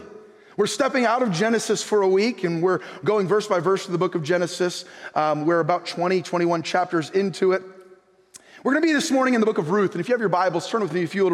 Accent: United States; I'm an American.

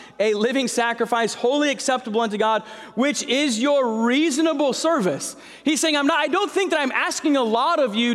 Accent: Santa Clara, California, United States; I was born in Santa Clara. We were there for a few years, moved away, and then we moved back right before my seventh grade year

